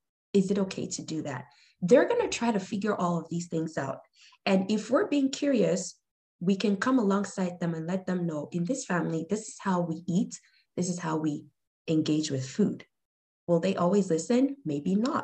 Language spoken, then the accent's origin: English; Nigeria; moved away; I'm originally from Nigeria, a lot of our foods come mixed